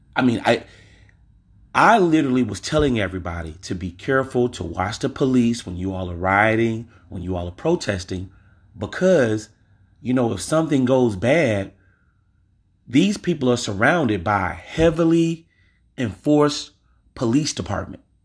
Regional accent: Louisiana, United States; I'm from Louisiana.

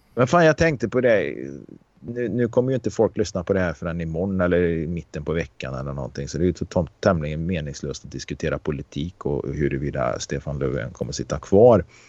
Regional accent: Karlstad, Värmland, Sweden; där jag växte upp i Karlstad

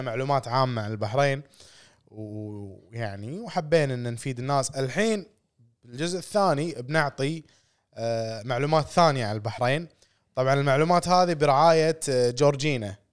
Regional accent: Kuwait; also born or lived in Hamad Town, Bahrain; إحنا كويتيين

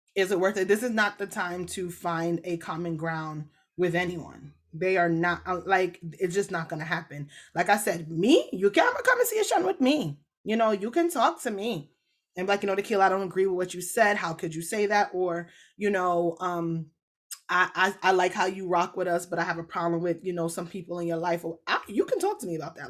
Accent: Jamaica; I am a Jamaican.

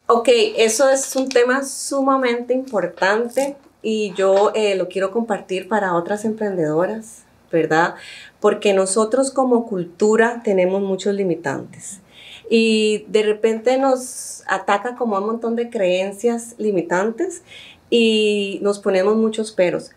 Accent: Sámara, Guanacaste, Costa Rica; also born or lived in Puntarenas; yo he vivido siempre en Samara y mis papás también

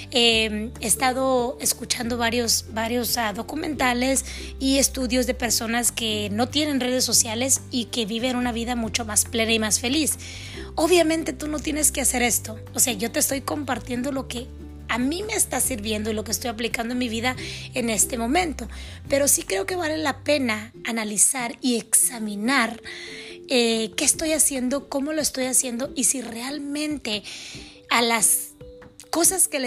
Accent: Mexico; also born or lived in California, United States; Mis padres son mexicanos, nacidos en México. Mi hermana y yo nacimos en los Estados Unidos

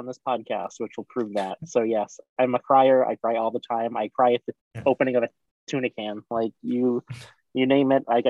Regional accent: Rhode Island, United States; I was born and raised here in Rhode Island, so I am a local yokel

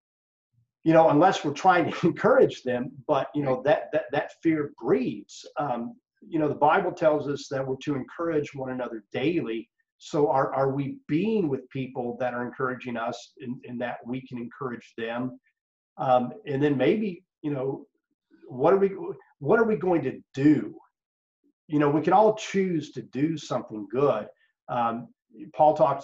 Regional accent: Amarillo, Texas, United States; I grew up in Amarillo, Texas.

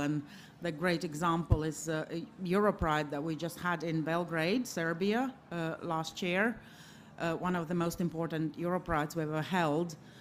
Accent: Riga, Latvia; I'm from Riga, Latvia

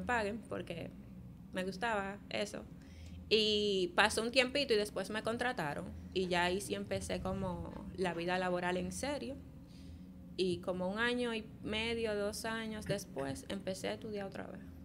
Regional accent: Santo Domingo, Dominican Republic; also born or lived in Polo, Barahona / Barahona; viví en Polo hasta que tenía como nueve años, más o menos. Eh, allá vivía con mi mamá y vine a los nueve años a vivir aquí, a Santo Domingo.

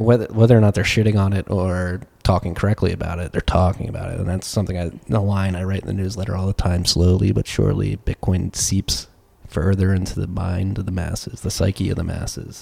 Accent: Philadelphia, Pennsylvania, United States; I come from Philadelphia.

